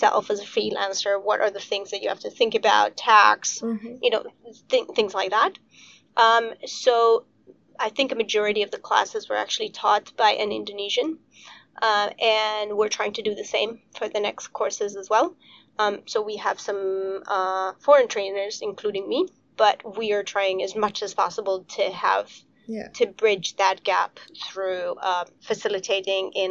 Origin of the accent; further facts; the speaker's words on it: Romania; I'm from Romania